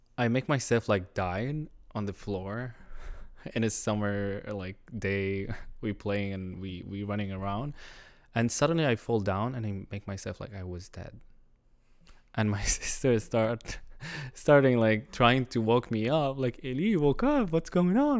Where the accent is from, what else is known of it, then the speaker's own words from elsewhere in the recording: Syria; first language Arabic; English is a second language; moved away as an adult; now in Montreal, Canada; I'm Syrian. I just immigrated here, like, five years ago as a refugee because of the war.